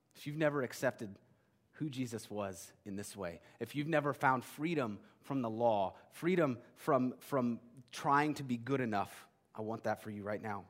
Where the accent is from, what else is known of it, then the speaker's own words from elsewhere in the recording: United States; As modern American Christians